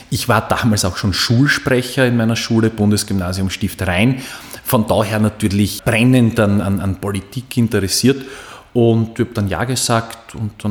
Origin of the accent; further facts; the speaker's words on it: Hitzendorf, Styria, Austria; da war dann mein damaliger Bürgermeister in Hitzendorf, wo ich herkomme, das ist meine Heimatgemeinde Hitzendorf in Graz Umgebung